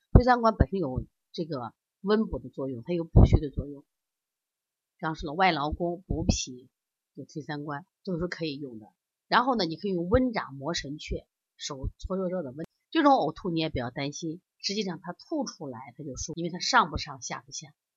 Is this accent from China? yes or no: yes; China; 你看我们中国人的饮食还都是烹饪，都是经过这种加工的